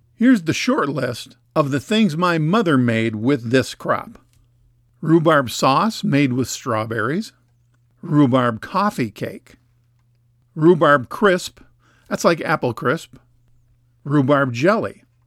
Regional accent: Minnesota, United States; Growing up in Minnesota, almost every house had a rhubarb patch in the backyard

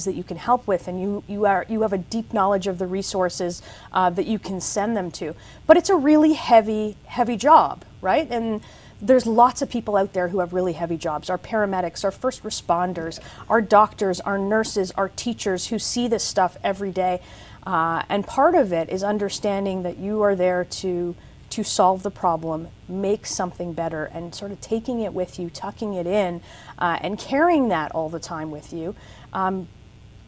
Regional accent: Toronto, Ontario, Canada; I grew up in Toronto

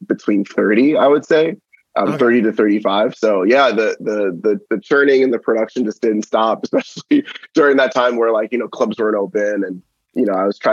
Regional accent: New York City, New York, United States; moved away as an adult; now in Austin, United States; in my hometown of Staten Island, New York

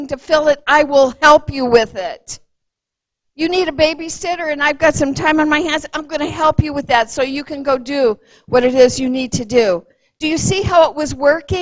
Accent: Los Angeles County, California, United States; moved away; I grew up in Los Angeles County

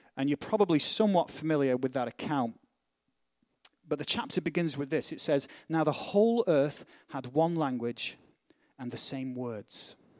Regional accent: Northern England, United Kingdom; accent: British; northern; now in United States; where I'm from, in, in, in England, it's the reverse. If you're a Northerner, and I am a Northerner

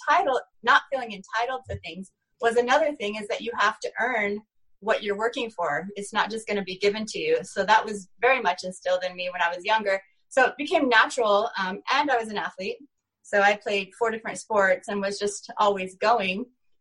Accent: Oregon, United States; now in Utah, United States; In Oregon. It's a small little, about 1,500 people in my town.

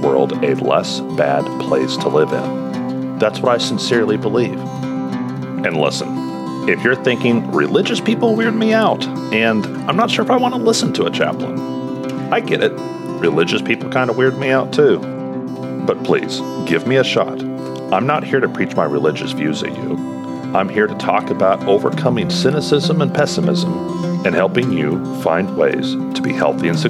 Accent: Kansas City, United States; my hometown of Kansas City

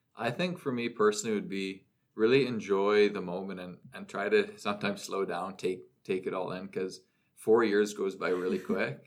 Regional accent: Orangeville, Ontario, Canada; now in North Bay, Canada; I was home in Orangeville, my hometown

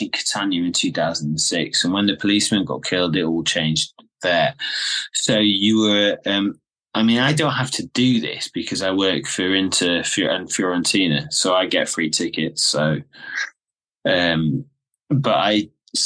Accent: England, United Kingdom; I'm an English guy. So I'm fluent in Italian

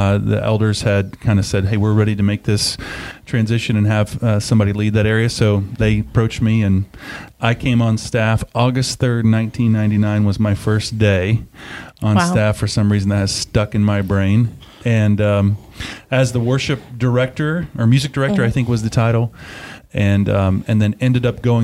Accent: Greenville, South Carolina, United States; also born or lived in Atlanta, Georgia; So 40 years we've been in Greenville, grew up in this area, the upstate my whole life.

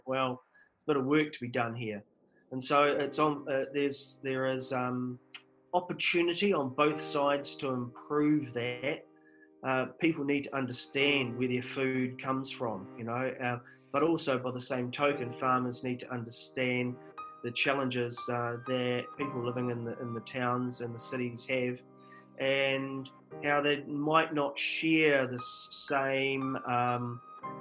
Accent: South Canterbury, New Zealand; I grew up in South Canterbury

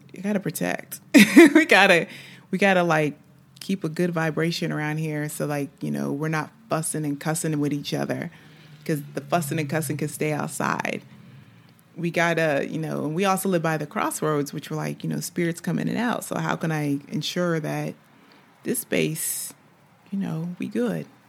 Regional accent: United States; moved away as an adult; now in France; I'm an American living in, in, in France

